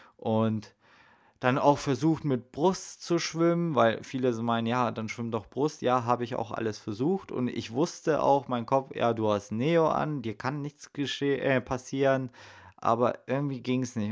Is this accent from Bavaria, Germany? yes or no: no; Salzgitter, Lower Saxony, Germany; moved away; im Salzgittersee in meiner Heimat